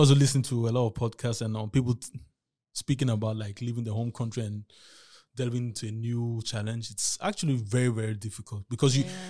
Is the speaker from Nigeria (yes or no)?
yes; Nigeria; now in Vienna, Austria; I'm from Nigeria